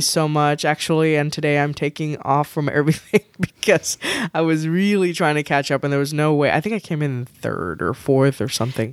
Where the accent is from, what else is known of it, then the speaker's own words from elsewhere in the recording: Texas, United States; I'm from Texas